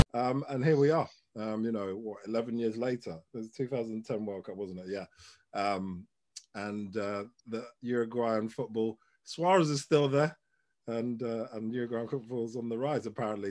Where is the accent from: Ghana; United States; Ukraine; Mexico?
Ghana; I'm Ghanaian